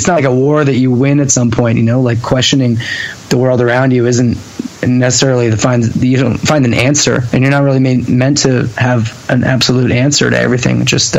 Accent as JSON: {"language": "English", "region": "Ontario", "country": "Canada", "tie": "born or raised there", "said": "And I drank and all those, which to me are pretty normal growing up in Ontario, teenager things."}